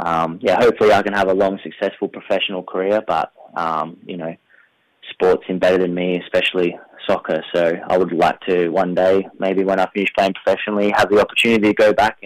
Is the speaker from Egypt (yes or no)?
no; McLaren Vale, South Australia, Australia; I'm a very proud McLaren Vale boy, so I like to get, well, I live back in my hometown